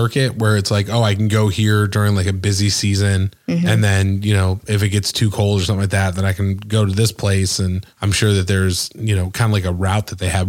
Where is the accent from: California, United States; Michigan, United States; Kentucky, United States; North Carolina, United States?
Michigan, United States; I'm from Michigan, so like Michigan winters are enough for me.